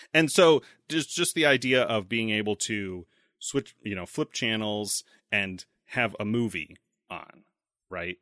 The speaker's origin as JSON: {"language": "English", "country": "United States", "said": "I'm an American"}